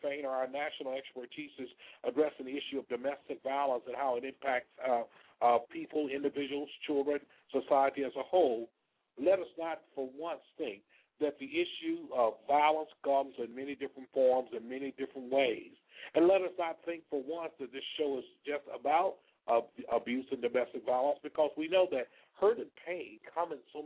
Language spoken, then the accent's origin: English; Selma, Alabama, United States; now in Palm Beach, United States; I'm a native of Alabama from a little city you may have heard of called Selma.